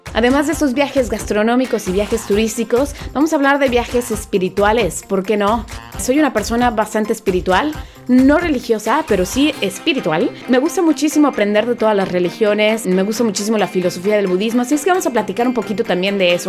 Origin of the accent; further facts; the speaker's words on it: Veracruz, Mexico; also born or lived in Mexico City / Coatzacoalcos; Nací en la Ciudad de México, pero muy pequeña me fui al puerto de Veracruz, por lo cual me denomino como jarocha y también chilanga.